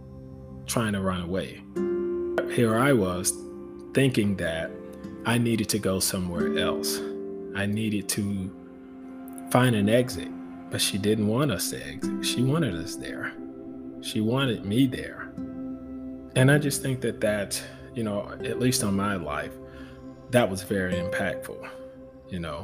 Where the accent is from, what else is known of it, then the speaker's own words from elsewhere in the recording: Fort Lauderdale, Florida, United States; growing up in Fort Lauderdale, Florida